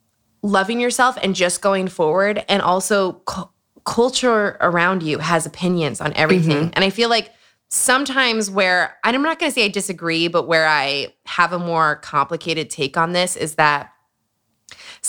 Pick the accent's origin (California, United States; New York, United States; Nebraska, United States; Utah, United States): Utah, United States; Growing up in Utah